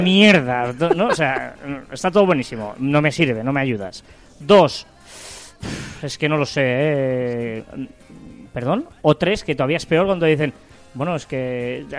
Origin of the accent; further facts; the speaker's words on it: Barcelona, Catalonia, Spain; nosotros somos de Barcelona